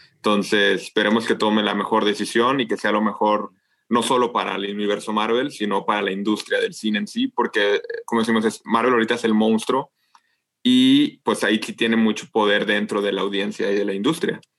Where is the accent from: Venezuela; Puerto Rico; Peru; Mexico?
Mexico; nosotros somos, los mexicanos